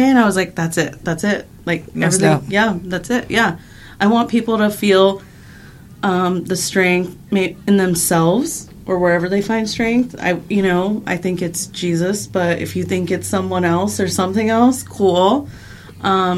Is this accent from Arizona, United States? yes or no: yes; Avondale, Arizona, United States; moved away; also born or lived in Phoenix, Arizona; I'm originally from Phoenix, born and raised, but I grew up on the west side. So I grew up on in Avondale